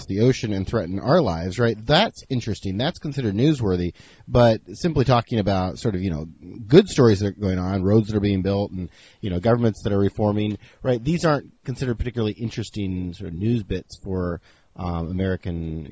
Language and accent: English; Senegal; moved away; I grew up in Senegal in West Africa.